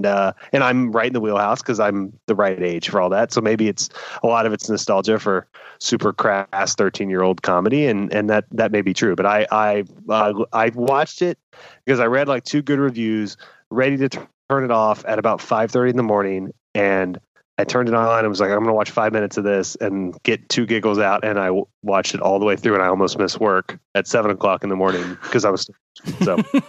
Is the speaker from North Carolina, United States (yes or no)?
no; Buffalo, New York, United States; moved away as an adult; So I moved across the country from Buffalo, New York to Westwood, to LA.